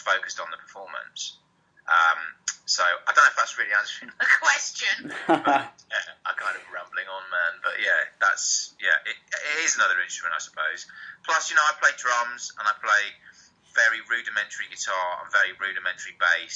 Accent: Harrogate, Yorkshire and the Humber, United Kingdom; I grew up in Harrogate in North Yorkshire.

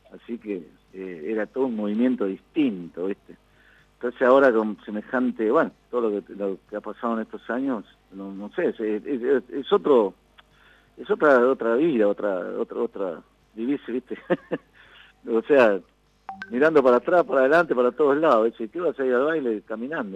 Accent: Concordia, Entre Ríos, Argentina; nosotros somos de Concordia, de aquí la provincia de Entre Ríos

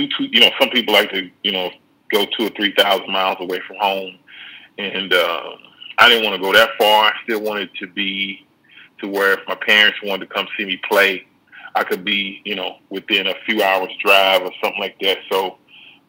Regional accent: Dallas, Texas, United States; I grew up in Dallas, Texas

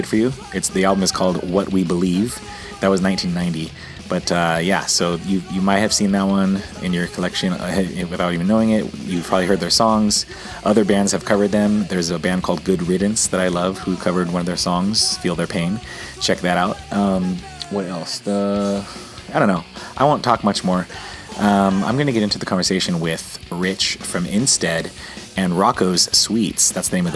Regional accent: San Diego, California, United States; also born or lived in Missouri; San Diego, mostly San Diego.

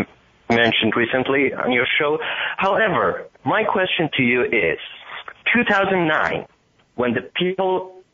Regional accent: Iran; accent: Iranian; English is a second language; now in United States; I am Iranian-American, as probably you can hear by my accent.

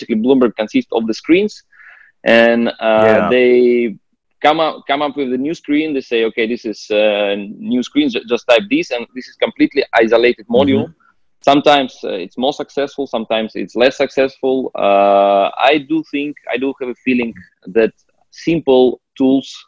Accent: Russia; moved away; I was originally from Russia

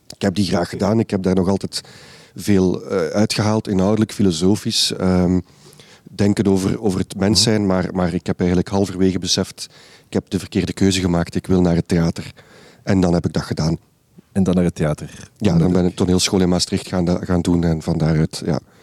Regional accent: Ghent, Flanders, Belgium; hier in Gent de jeugdwerkorganisatie Creo, waar ik als kind in zat in Gentbrugge. En ik ben daarin opgegroeid

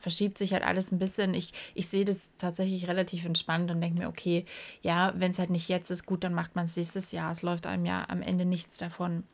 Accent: East Germany, Germany; ich war halt noch winzig klein, wir sind ja in der DDR groß geworden

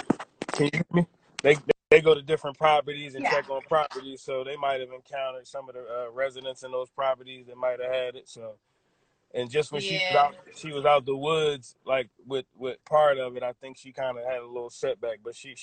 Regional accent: Philadelphia, Pennsylvania, United States; I'm from Philly.

